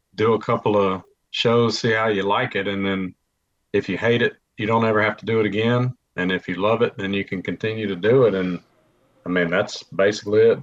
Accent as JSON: {"language": "English", "town": "Mobile", "region": "Alabama", "country": "United States", "said": "I'm from Mobile"}